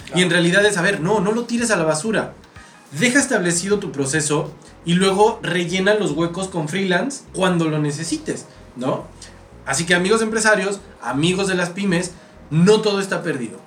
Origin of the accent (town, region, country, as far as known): Mexico